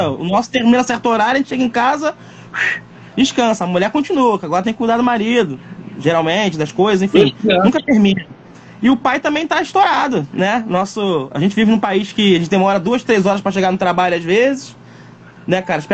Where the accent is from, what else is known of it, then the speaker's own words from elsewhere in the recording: Rio de Janeiro, Brazil; Eu falei, pô, meu filho tem sotaque de paulista? Filho de carioca, que doideira.